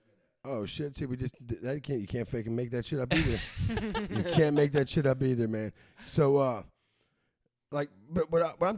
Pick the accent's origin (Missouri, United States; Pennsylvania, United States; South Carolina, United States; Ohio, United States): Missouri, United States; St. Louis; I didn't leave Crown Delette